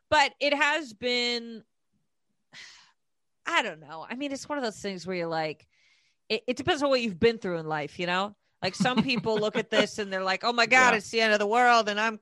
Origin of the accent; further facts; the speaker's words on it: Connecticut, United States; also born or lived in Portland / Texas; So I was born in Portland. {S1} Oh, {S2} and then {S1} all right. {S2} And then my family moved to Connecticut, and then they moved to Texas, and then we went back to Connecticut, and then I went to school in Texas.